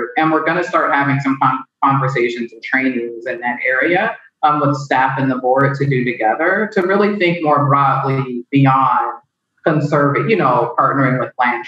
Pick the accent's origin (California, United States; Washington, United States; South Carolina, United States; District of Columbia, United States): Washington, United States; Seattle; also born or lived in North Carolina; as a kid growing up in Seattle in the same neighborhood that my kids lived